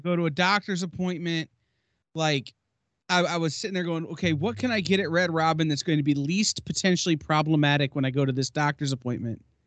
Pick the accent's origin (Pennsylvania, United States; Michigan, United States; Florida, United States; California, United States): Michigan, United States; I'm from the Midwest in Michigan